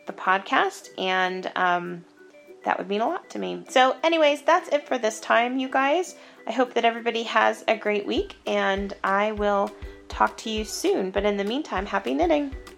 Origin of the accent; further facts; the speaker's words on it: Estes Park, Colorado, United States; in Estes Park, which is is my hometown